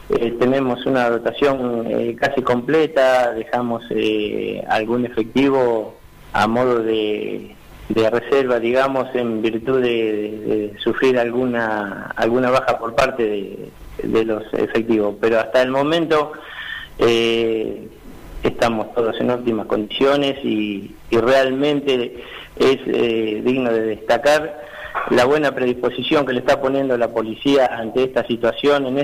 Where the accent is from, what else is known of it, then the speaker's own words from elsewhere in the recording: Argentina; que hoy por hoy como ciudadanía y como pueblo argentino somos nosotros eh, quienes eh, tomamos la iniciativa de salir de esta situación adelante